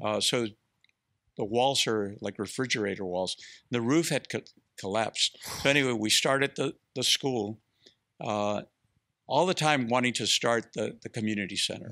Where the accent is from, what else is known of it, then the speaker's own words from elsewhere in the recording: Mexico; now in Austin, United States; I come from Mexico, from a, a, a entrepreneur family